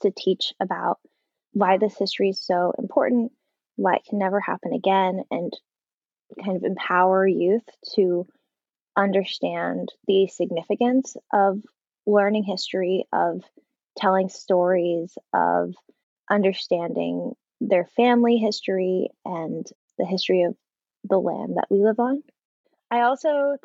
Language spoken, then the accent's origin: English; San Francisco Bay Area, California, United States; now in Los Angeles, United States; I grew up in California in the Bay Area, but my family all has roots in Hawaii